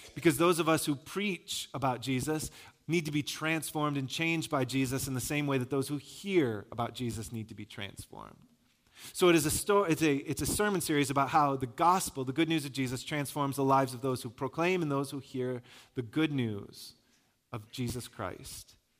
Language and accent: English; Michigan, United States; I'm from Michigan